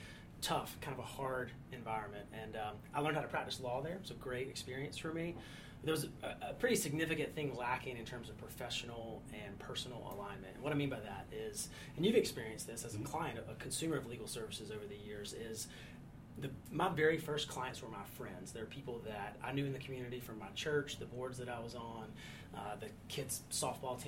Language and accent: English; near Charlotte, North Carolina, United States; also born or lived in Chapel Hill, North Carolina / Raleigh-Durham, North Carolina; from North Carolina, grew up near Charlotte